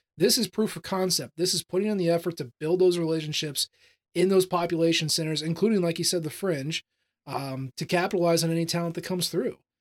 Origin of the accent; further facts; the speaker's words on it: Missouri, United States; I'm from Missouri. I don't pronounce anything the way it's supposed to be pronounced